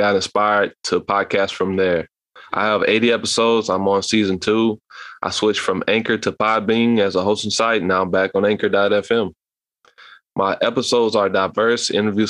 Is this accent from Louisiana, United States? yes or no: yes; Louisiana, United States; I'm from Louisiana at age 30 years old